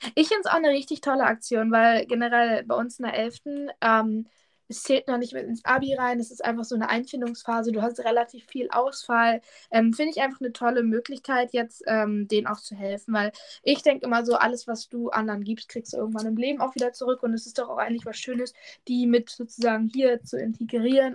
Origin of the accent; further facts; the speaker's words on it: Germany; ich komme aus der Nähe von Hamburg